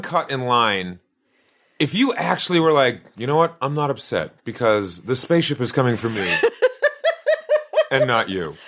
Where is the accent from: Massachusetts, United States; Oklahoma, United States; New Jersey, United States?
Massachusetts, United States; Boston; I grew up in the South End of Boston